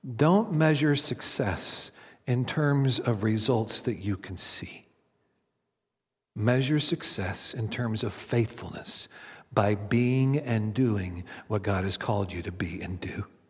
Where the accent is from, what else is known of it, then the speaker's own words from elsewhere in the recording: Kansas City, United States; my hometown team, the Kansas City Royals